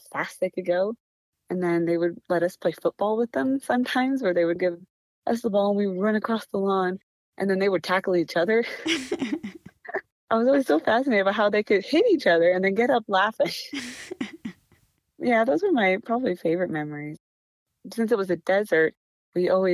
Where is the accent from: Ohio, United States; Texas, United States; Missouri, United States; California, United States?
California, United States; Lancaster; also born or lived in Bakersfield, California; I was born in Bakersfield, California, but a few months later, we moved to Lancaster, California